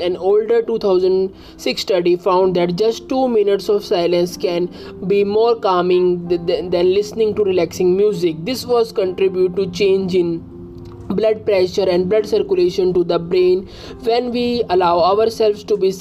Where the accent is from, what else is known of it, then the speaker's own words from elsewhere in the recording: India; I am from India.